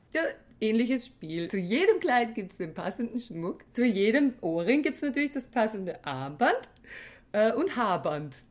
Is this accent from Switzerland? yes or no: no; Weinviertel, Lower Austria, Austria; Bei uns im Weinviertel nannte man das so